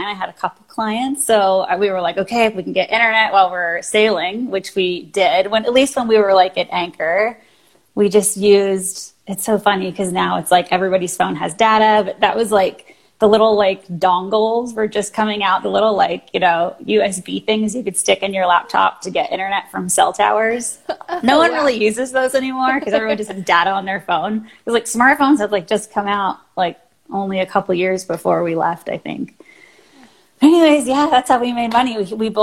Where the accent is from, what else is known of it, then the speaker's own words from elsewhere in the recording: Washington, United States; moved away as an adult; also born or lived in California; I'm originally from Washington State, which is where I am right now.